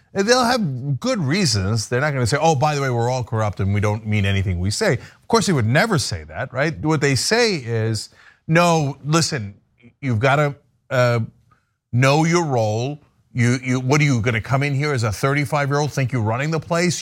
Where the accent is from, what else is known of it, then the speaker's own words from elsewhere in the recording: New Jersey, United States; New Jersey, uh, my home state